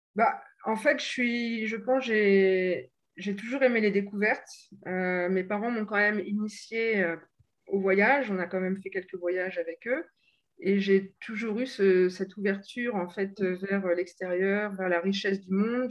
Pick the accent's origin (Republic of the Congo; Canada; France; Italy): France; Normandy; moved away as an adult; also born or lived in England / Bordeaux; now in Paris region, France; je ne suis pas originaire de la région parisienne, je suis de Normandie